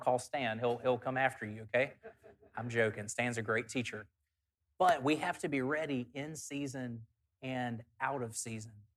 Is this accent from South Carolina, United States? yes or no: no; South Alabama, United States; In the church that I grew up at in South Alabama